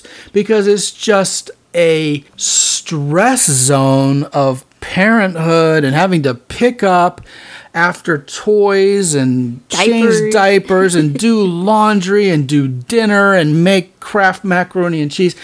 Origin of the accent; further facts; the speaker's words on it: Texas, United States; I'm from Texas